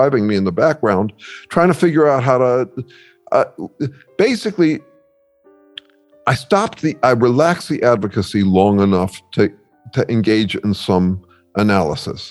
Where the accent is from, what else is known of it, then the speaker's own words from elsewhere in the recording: Mill Valley, California, United States; I grew up in Mill Valley, California